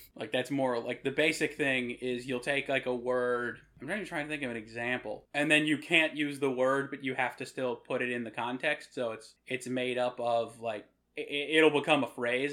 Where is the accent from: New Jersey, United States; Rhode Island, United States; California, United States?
Rhode Island, United States; I'm from Rhode Island